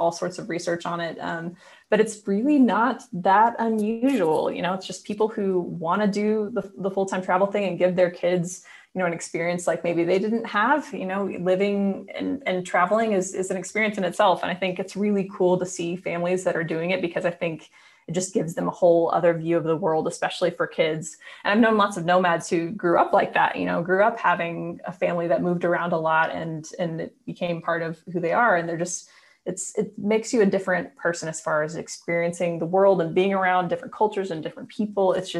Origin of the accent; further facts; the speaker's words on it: Indiana, United States; moved away as an adult; also born or lived in Nashville, Tennessee / Austin, Texas; I'm from Indiana originally, but I went to school in Nashville at Belmont